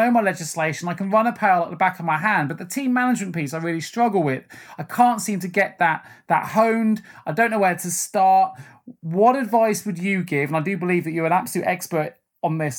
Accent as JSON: {"language": "English", "town": "Salisbury", "region": "South West England", "country": "United Kingdom", "tie": "born or raised there", "said": "my hometown in Salisbury"}